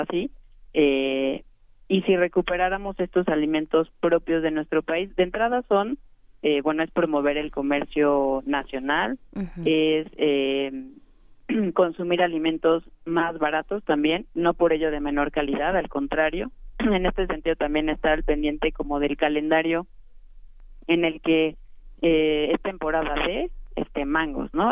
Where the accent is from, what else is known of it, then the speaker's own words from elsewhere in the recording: Mexico; nuestro país